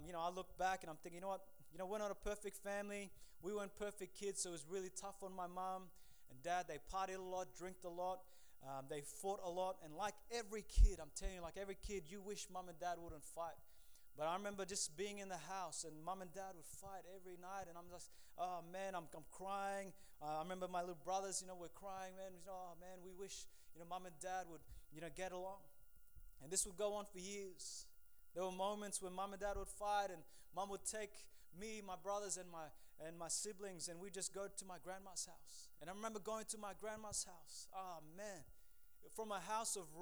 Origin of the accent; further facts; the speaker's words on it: Lae, Papua New Guinea; also born or lived in Port Moresby, Papua New Guinea / Hula, Papua New Guinea; Pretty much I grew up in PNG. I was born in Papua New Guinea.